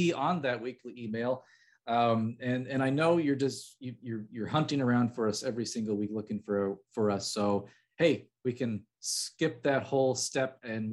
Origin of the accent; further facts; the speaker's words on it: between Chicago and St. Louis, Illinois, United States; I'm from between Chicago and St. Louis